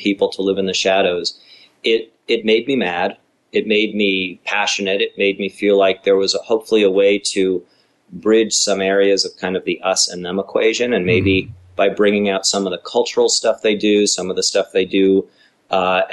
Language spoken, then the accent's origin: English; Los Angeles, California, United States; as a young kid growing up in the San Fernando Valley